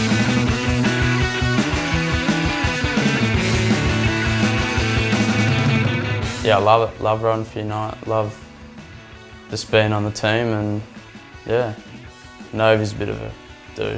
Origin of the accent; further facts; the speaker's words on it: Margaret River, Western Australia, Australia; I'm from Margaret River, Western Australia.